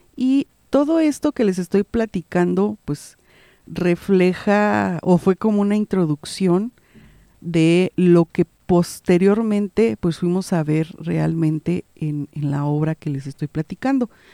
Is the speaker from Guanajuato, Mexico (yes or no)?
yes; Guanajuato, Mexico; la cultura de nuestro estado de Guanajuato